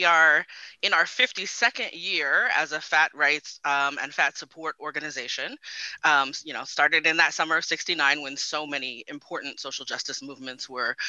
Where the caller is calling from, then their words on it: Phoenix, Arizona, United States; also born or lived in Bay Area, California; I'm calling in from Phoenix today, but I spent 22 years in the Bay and came into my activism in Oakland.